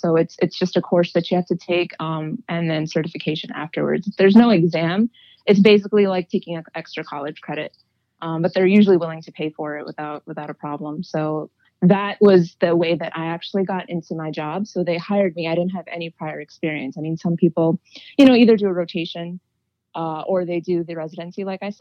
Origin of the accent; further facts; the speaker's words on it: New York City, New York, United States; I was born and raised in Queens, in New York